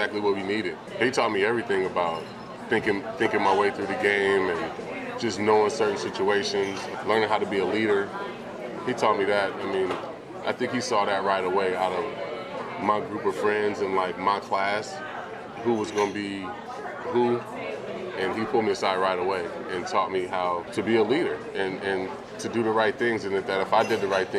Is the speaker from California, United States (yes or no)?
yes; Vallejo, California, United States; moved away; kid from Vallejo